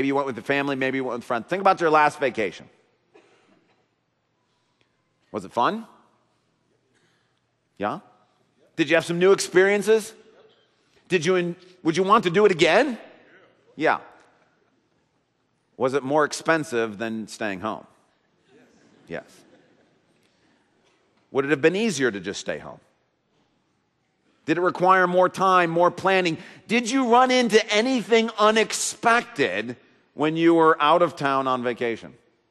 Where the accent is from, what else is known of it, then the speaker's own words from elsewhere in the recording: Grand Rapids, Michigan, United States; moved away as an adult; When I moved back to Grand Rapids